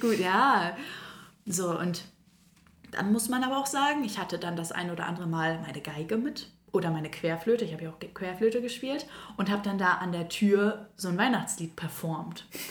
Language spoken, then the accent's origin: German; Northern Germany, Germany; now in Koblenz, Germany; bei uns im Norden